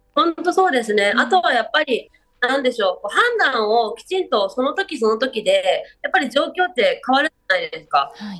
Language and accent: Japanese; Shizuoka, Japan; 私も小学校の五年生から静岡なんですよ。